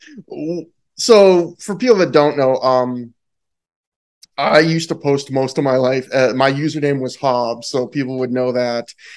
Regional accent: Canada; I'm Canadian.

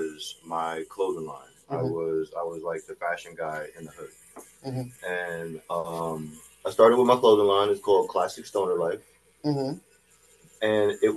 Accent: New Haven, Connecticut, United States; I am originally from New Haven, Connecticut. For people that go with the subsections, I'm from Neville, Dixwell area.

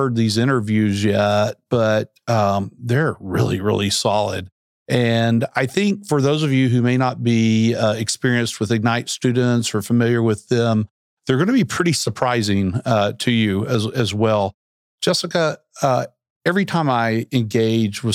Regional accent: Central Arkansas, United States; I grew up in Central Arkansas

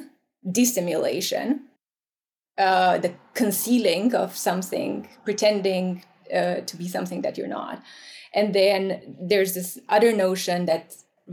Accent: Romania; moved away; I grew up in Romania, right? Post-communist Romania.

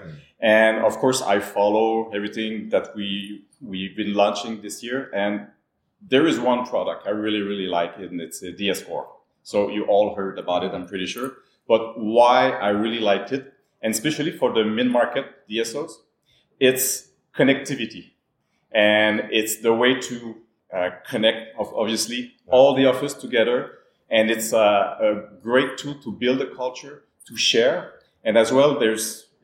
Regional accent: Montreal, Quebec, Canada; I'm based in Montreal, and I'm from Montreal as well

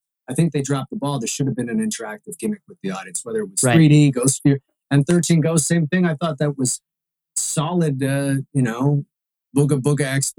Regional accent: Toronto, Ontario, Canada; I was born in Toronto, and then I grew up in Etobicoke.

